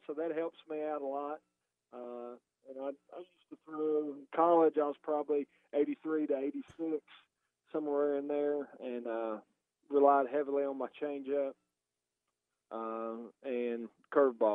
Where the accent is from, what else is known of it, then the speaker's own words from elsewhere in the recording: Hendersonville, Tennessee, United States; I grew up in a town just north of Nashville, born and raised, still live there today in Hendersonville, Tennessee.